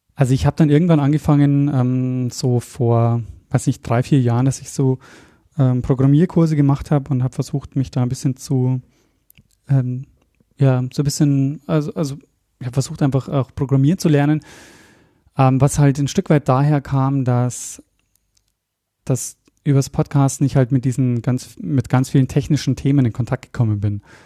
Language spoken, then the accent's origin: German; Regensburg, Bavaria, Germany; moved away as an adult; also born or lived in Austria; komme aber eigentlich aus Bayern. Also ich komme aus Regensburg ursprünglich